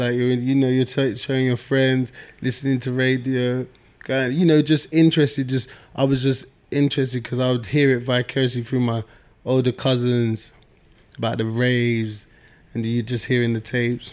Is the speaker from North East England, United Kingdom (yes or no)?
no; London, United Kingdom; I'm from South London